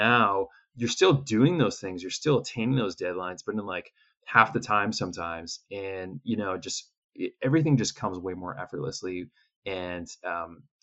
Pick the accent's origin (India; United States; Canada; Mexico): Canada; I'm originally from Canada. Yeah, some people can tell from my accent